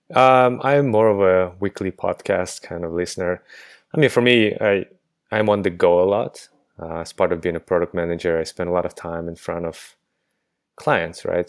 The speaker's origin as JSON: {"language": "English", "country": "Kazakhstan", "tie": "born or raised there", "also_born_or_lived": "United States", "moved": "yes", "lives_now": "London, United Kingdom", "said": "I am a native of Kazakhstan, but I haven't been there in, let's see, over fifteen years"}